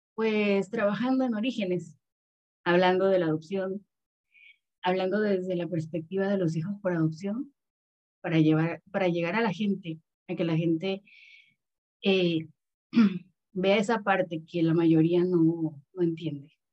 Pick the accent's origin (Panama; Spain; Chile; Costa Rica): Panama; also born or lived in Mexico City, Mexico; vivo en Panamá desde que tenía tres años